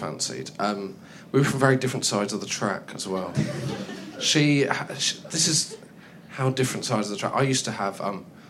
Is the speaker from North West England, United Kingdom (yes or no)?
no; Dartmoor, South West England, United Kingdom; where I grew up. I grew up on Dartmoor.